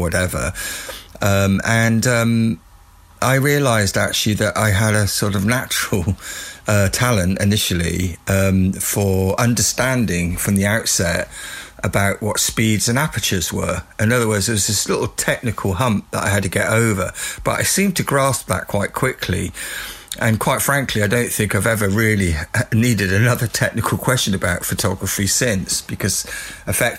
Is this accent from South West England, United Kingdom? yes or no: yes; Weymouth, South West England, United Kingdom; getting a job in my hometown, which is Weymouth, which is a seaside town